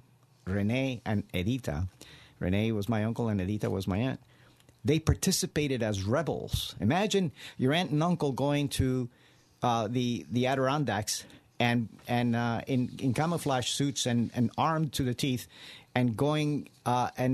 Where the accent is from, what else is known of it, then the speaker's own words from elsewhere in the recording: Cuba; now in United States; I was born and raised in Cuba